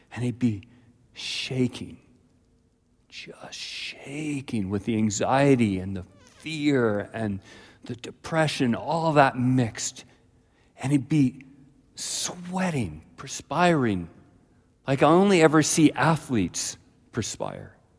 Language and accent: English; Ladner, British Columbia, Canada; The first number of years of my life, I grew up in Ladner, British Columbia, close to Delta, Tuason, that area